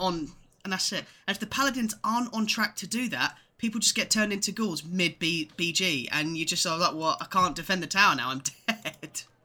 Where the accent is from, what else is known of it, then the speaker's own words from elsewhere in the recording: England, United Kingdom; me and Ed are both, uh, born and raised in England.